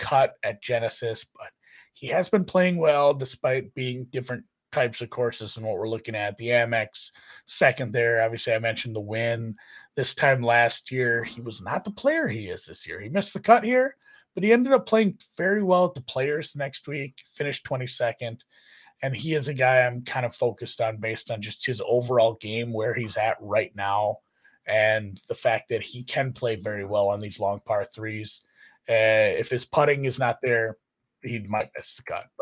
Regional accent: Minnesota, United States; I'm from Minnesota

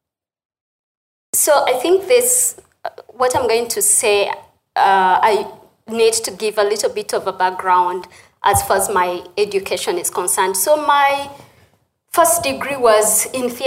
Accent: Uganda; moved away as an adult; also born or lived in United States; the country where I was born and raised

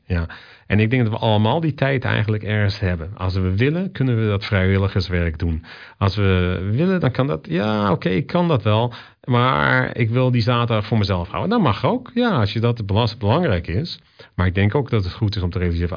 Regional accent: Zeeland, Netherlands; also born or lived in Rotterdam / Australia; now in Vancouver, Canada; in het dorp waar ik opgroeide, in Zeeland

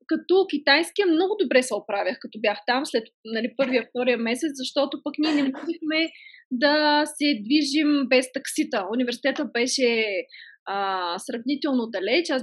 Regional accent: Sofia, Sofia City, Bulgaria; born there; аз съм родена по погрешка в София.

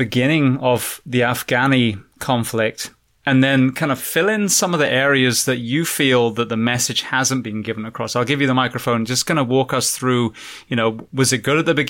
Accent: England, United Kingdom; moved away; also born or lived in New York City; I'm from England

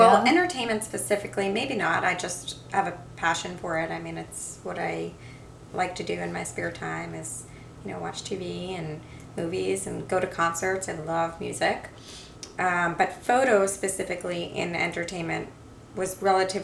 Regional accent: New York, United States; also born or lived in Boston; I'm from New York, born and raised.

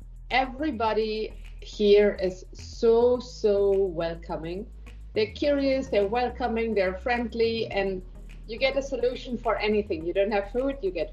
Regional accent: Germany; moved away as an adult; also born or lived in Barcelona, Spain; now in Bangalore, India; I am born and brought up in Germany, though I'm living in Bangalore in India for more than a decade now.

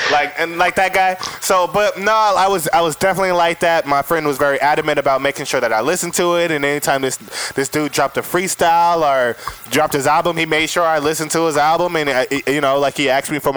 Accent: West Coast, United States; we're from the West Coast

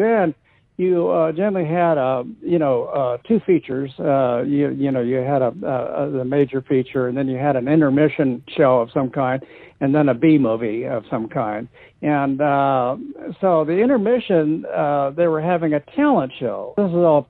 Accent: Los Angeles, California, United States; also born or lived in Inglewood, California / Hollywood Hills / Santa Monica; I grew up in the San Fernando Valley in North Hollywood. Born in Inglewood, actually. Family moved up to the Valley when I was about 3 years old, and raised in the Valley

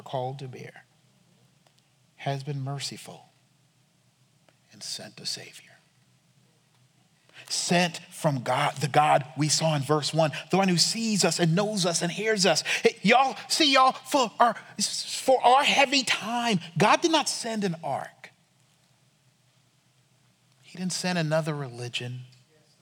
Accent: United States; We can't handle being Americans.

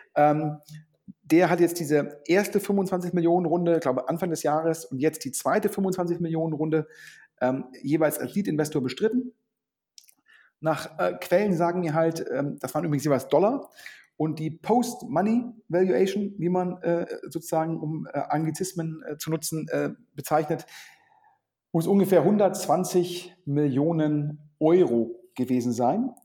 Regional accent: Düsseldorf, North Rhine-Westphalia, Germany; ich als Düsseldorfer

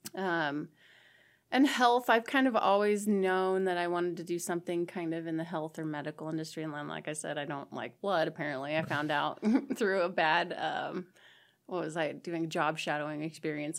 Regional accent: Ong, Nebraska, United States; moved away as an adult; now in Chadron, United States; I am from a tiny little town in southeast Nebraska called Ong, and I graduated from Sandy Creek High School

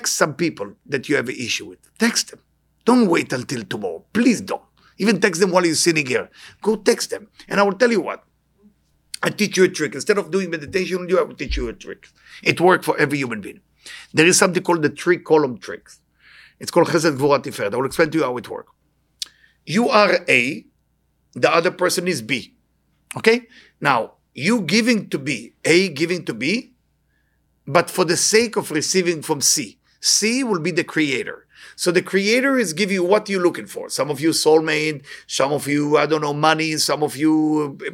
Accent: Israel; moved away; I'm born in Israel, born and raised in Israel

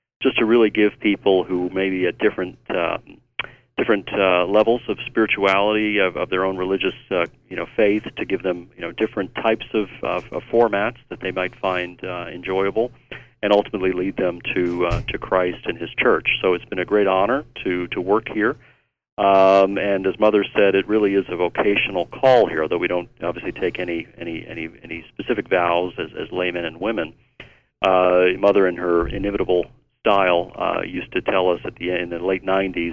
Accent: United States; also born or lived in New York / Maryland / Chicago / Hawaii; now in Irondale, United States; I was born in New York, raised in Virginia and Maryland, also spent some time in Chicago

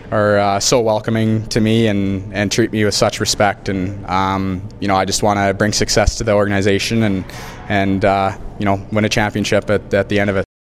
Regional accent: Kamloops, British Columbia, Canada; my hometown

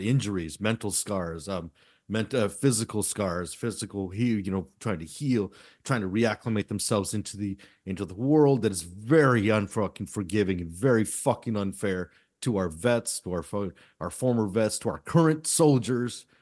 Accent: United States; we as this American public

